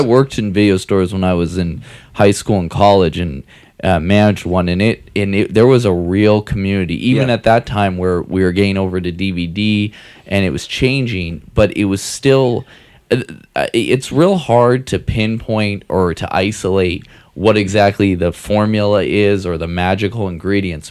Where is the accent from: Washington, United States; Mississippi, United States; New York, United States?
Washington, United States; Seattle; I'm from Seattle